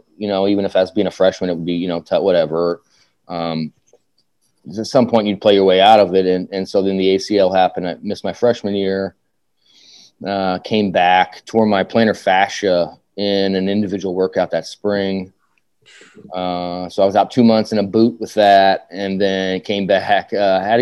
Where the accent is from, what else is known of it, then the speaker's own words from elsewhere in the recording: Evansville, Indiana, United States; I grew up in Evansville.